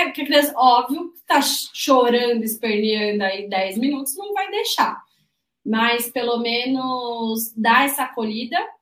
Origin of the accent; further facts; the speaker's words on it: São Paulo, Brazil; eu, que sou de São Paulo